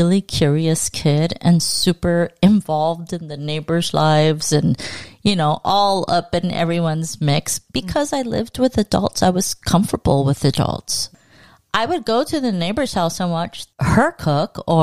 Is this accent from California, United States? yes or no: yes; Los Angeles, California, United States; Born and raised.